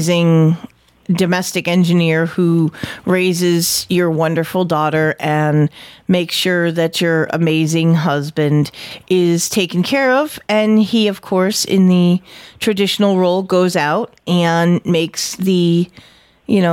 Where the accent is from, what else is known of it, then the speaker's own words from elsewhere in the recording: New England, United States; accent: New England; my New England accent